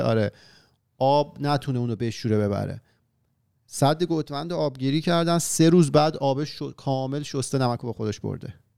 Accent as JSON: {"language": "Persian", "country": "Iran", "moved": "yes", "said": "وطنمون ایران افتاده که حالا وطن ما همین مفهومیه که براش ما تمام این دم و دستگاه رو به پا کردیم که حالا که خودمون به صورت فیزیکی ازش دوریم"}